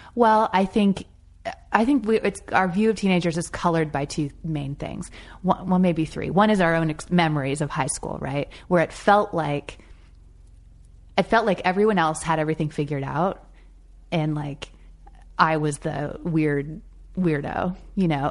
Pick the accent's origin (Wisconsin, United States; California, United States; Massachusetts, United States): California, United States; Marin County; moved away as an adult; also born or lived in Chicago / New York / Los Angeles; being a teenager growing up in Marin County, California, and I lived, you know, in the same house, in the same town for eighteen years